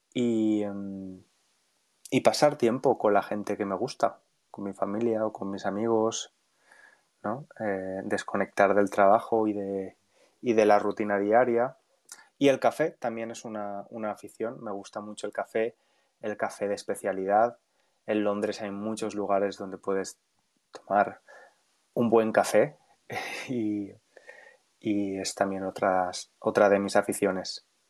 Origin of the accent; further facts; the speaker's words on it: Valencia, Valencian Community, Spain; moved away as an adult; now in London, United Kingdom; Valencia, la ciudad donde nací y crecí, de donde soy